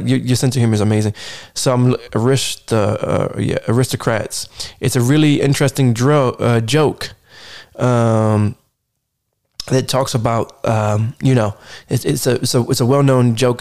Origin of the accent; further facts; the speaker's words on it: Sacramento, California, United States; Born and raised in Sacktown.